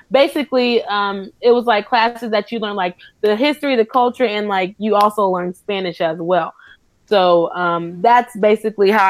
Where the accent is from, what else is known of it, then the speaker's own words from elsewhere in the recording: Kentucky, United States; also born or lived in Tacoma / Iowa / New York; I was raised in um I was raised in Iowa and New York and Kentucky. My dad's in the military, so I moved around.